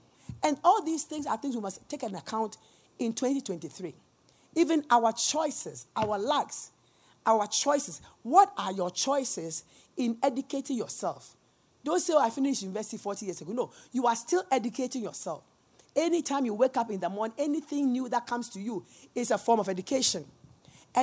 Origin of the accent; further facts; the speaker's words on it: Ghana; We are Ghanaian